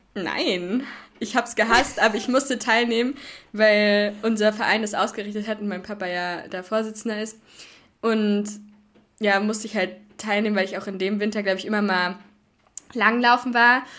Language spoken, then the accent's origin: German; Hoher Meißner area, middle of Germany, Hesse, Germany; moved away; also born or lived in Kiel; da, wo ich herkomme, haben wir, haben wir eine richtig schöne Loipe auf dem Hohen Meißner